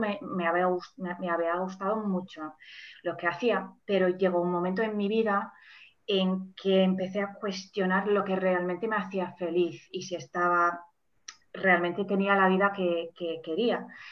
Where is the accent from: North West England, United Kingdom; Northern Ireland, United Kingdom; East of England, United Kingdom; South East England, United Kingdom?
North West England, United Kingdom; Manchester; first language English; Spanish is a second language; moved away as an adult; also born or lived in Germany; now in Valencia, Spain; soy mm, original de, de, Manchester, de Inglaterra. Ahora vivo en Valencia